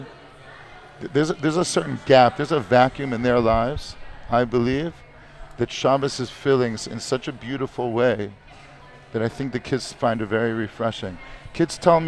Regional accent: Detroit, Michigan, United States; moved away as an adult; now in Israel; I grew up in Detroit, Michigan

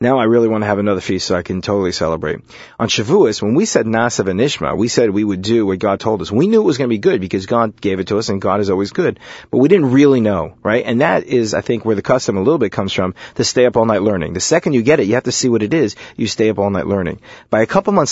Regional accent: New York City, New York, United States; I grew up in Brooklyn

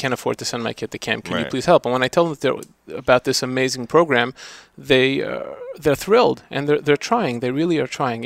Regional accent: New York City, New York, United States; moved away as an adult; now in Five Towns, United States; Originally, I was from Brooklyn

